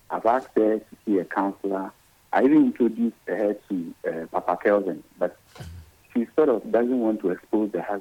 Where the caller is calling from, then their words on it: Kenya; calling from kenya